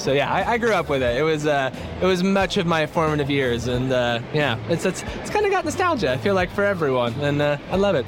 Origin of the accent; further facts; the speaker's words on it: California, United States; now in Miami, United States; I am from California originally, but now in Miami.